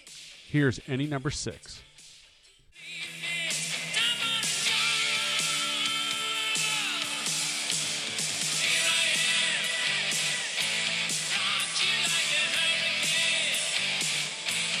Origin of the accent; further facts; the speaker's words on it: Omaha, Nebraska, United States; my hometown in here, but again, of Omaha